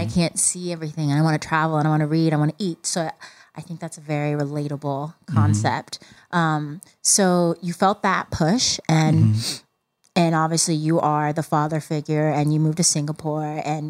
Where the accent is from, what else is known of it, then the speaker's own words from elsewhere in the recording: Plano, Texas, United States; And I'm from Plano. It's just the suburbs of Dallas.